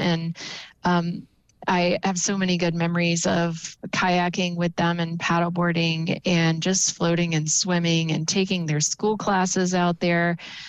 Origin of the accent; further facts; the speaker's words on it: North Carolina, United States; now in Utah, United States; I'm not from Utah, so I came from North Carolina, and I was used to marshlands and sailing around barrier islands.